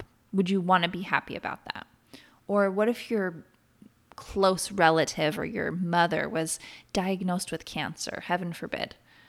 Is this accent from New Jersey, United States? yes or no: no; Oregon, United States; I grew up in Central Oregon and I have something in me, this need, this desire, very deep desire to be in the trees and the mountains.